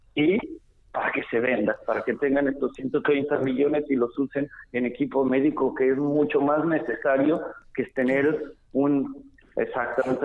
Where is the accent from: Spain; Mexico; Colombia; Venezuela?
Mexico; como muchos mexicanos